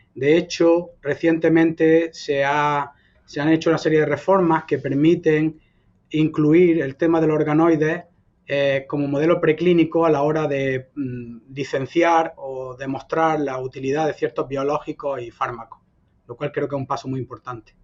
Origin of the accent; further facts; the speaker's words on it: Almería, Andalusia, Spain; moved away; also born or lived in Granada; yo soy español, andaluz, nacido en Almería y adoptado por Granada, donde estudié y ejercí mi profesión por 10 eh, años